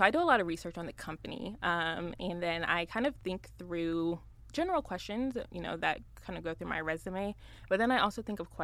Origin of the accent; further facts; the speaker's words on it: South Florida, United States; moved away as an adult; now in Dallas, United States; I'm from Florida. I'm from South Florida